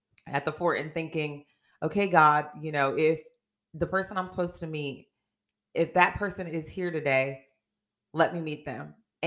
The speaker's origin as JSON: {"language": "English", "town": "Oakland", "region": "California", "country": "United States", "tie": "born or raised there", "moved": "yes", "lives_now": "Chillicothe, United States", "said": "I'm born and raised in Oakland, California, and now residing here in Chillicothe, Ohio."}